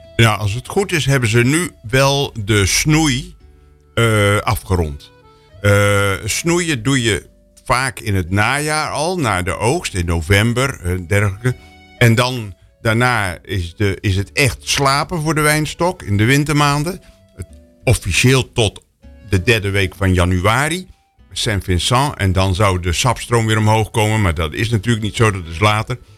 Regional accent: Netherlands; ik ben een Nederlander

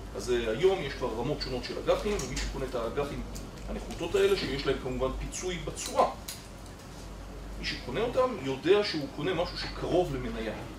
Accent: Israel; אני כישראלי

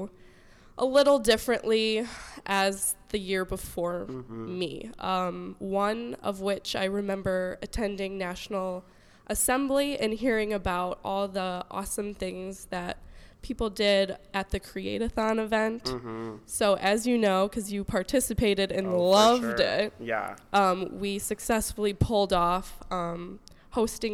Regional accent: Crystal Lake, Illinois, United States; moved away as an adult; now in Michigan, United States; we are both from Crystal Lake, Illinois

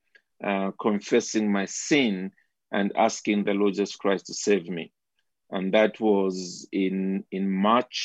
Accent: Zambia; I basically grew up within the country of Zambia.

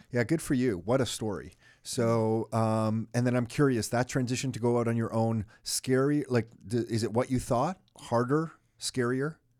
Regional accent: Canada; being born in this country and then having your own children in this country

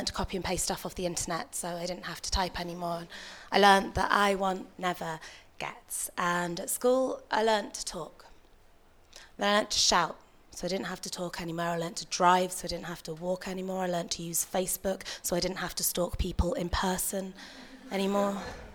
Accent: Yorkshire and the Humber, United Kingdom; I grew up in Yorkshire

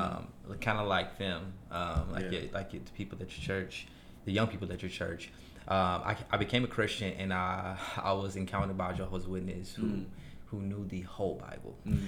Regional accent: Chicago, Illinois, United States; in Chicago, in my hometown

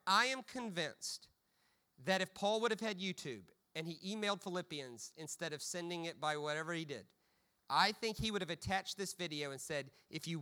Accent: United States; as an American

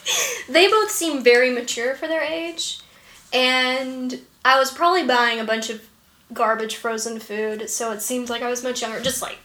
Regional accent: Macon, Georgia, United States; I went to college in Atlanta. And then, I was born in Macon. And then, went to Georgia Tech.

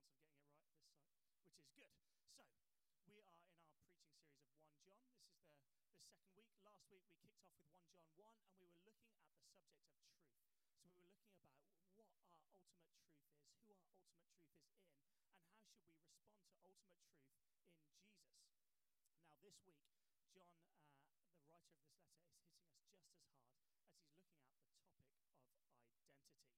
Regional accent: England, United Kingdom; I might even introduce myself as English

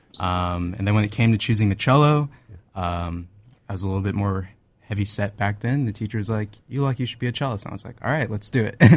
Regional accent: Tampa, Florida, United States; I'm originally from Tampa, Florida. It's my hometown

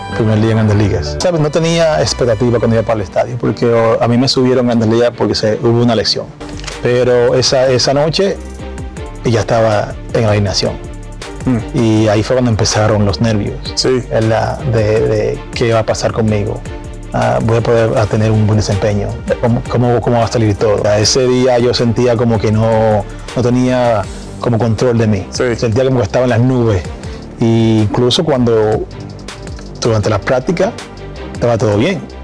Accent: Dominican Republic; estar en esos cinco dominicanos en el Salón de la Fama

